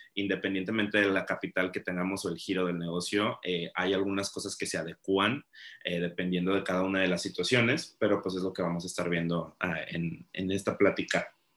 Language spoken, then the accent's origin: Spanish; Mexico; nosotros como mexicanos